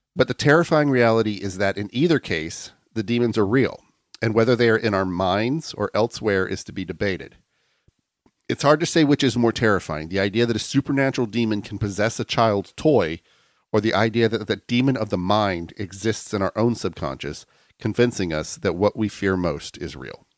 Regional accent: Lakeland, Florida, United States; Lakeland, my hometown

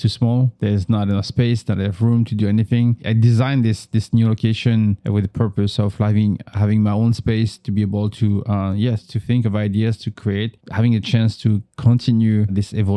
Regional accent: northern France, France; moved away; I grew up in North France, like about an hour away from Paris. It's not Paris. It's the suburb.

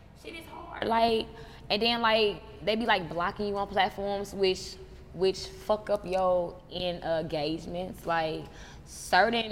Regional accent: St. Louis, Missouri, United States; I'm from the Lou

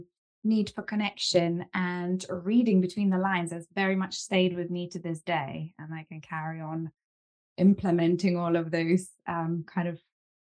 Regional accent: Lithuania; now in United Kingdom; I'm originally from Lithuania and my family moved over to the UK and from then on it was just kind of going into education.

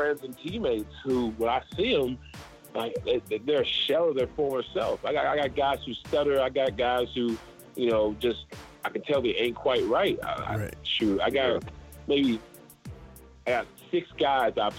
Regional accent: Charleston, United States; now in Atlanta, United States; I grew up in Charleston.

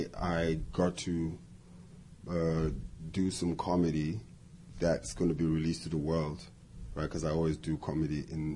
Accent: South Africa; and I'm a South African, and I'm like, I've got some ideas that I want to share with America in terms of humor.

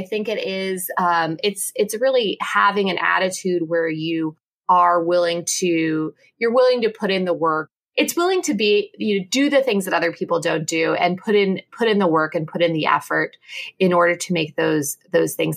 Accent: Kansas, United States; I'm from Kansas

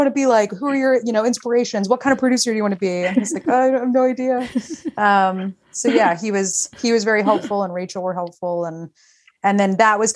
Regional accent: Texas, United States; moved away; I'm from Texas

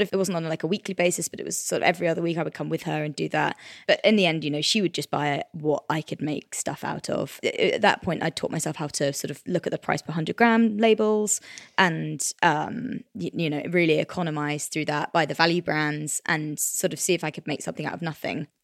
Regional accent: Cornwall, South West England, United Kingdom; I grew up in Cornwall

